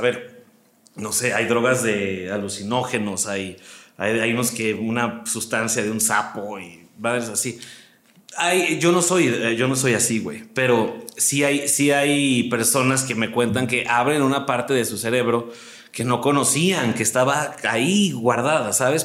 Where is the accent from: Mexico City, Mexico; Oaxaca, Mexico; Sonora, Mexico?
Mexico City, Mexico; moved away as an adult; also born or lived in Aguascalientes / Hermosillo; now in Monterrey, Mexico; yo nací en Aguascalientes, soy hidrocálido. La gente que no sabe, el gentilicio de Aguascalientes es hidrocálido. Y muy chiquito me vine a la Ciudad de México y aquí viví pues, toda mi vida.